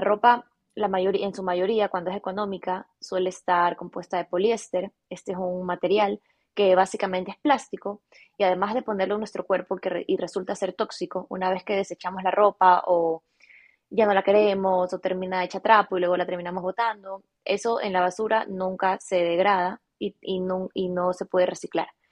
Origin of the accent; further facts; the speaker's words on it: Guayaquil, Guayas, Ecuador; nací en Guayaquil, en Ecuador, toda mi vida he vivido en Ecuador